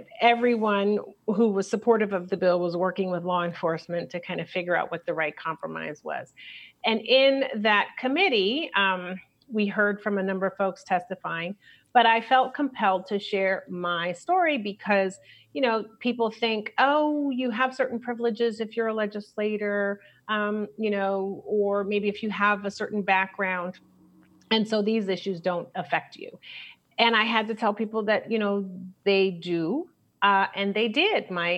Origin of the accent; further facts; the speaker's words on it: Brooklyn, New York, United States; also born or lived in Chicago; now in California, United States; I was born in Chicago and then I lived in New York because my mother is an actress. And so she moved us to Brooklyn before it was hip to try to make it in the business.